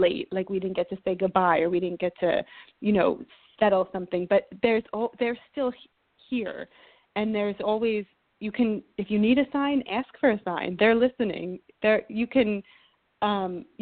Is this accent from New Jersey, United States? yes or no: yes; New Jersey, United States; also born or lived in New York / Chicago / Boston; now in Los Angeles, United States; I grew up in New Jersey, lived in New York for many years.